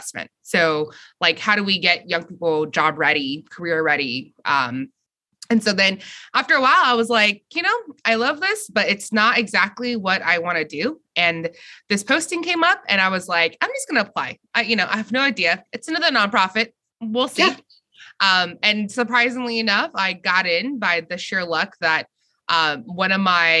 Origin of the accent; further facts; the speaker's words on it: Fresno, California, United States; moved away; I was born and raised in Fresno